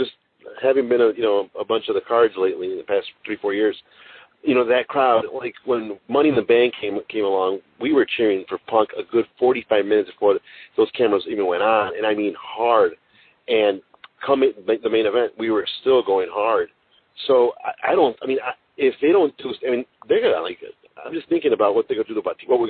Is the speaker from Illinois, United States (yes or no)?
yes; Chicago, Illinois, United States; I'm from Chicago